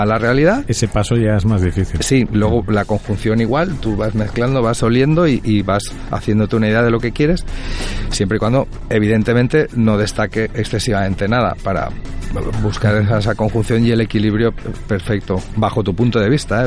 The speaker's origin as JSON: {"language": "Spanish", "town": "Puçol", "region": "Valencian Community", "country": "Spain", "tie": "born or raised there", "said": "yo soy de Puzol"}